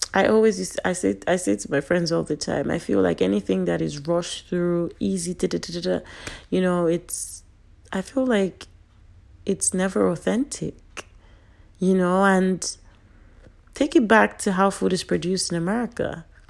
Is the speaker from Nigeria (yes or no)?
yes; Nigeria; Being a Nigerian